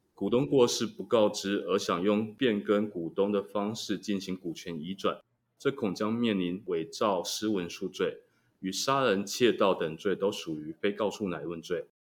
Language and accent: Chinese; Taiwan; 我们台湾人民